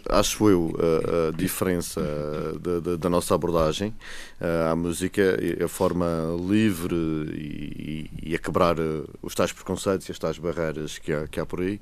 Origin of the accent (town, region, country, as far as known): Madeira, Portugal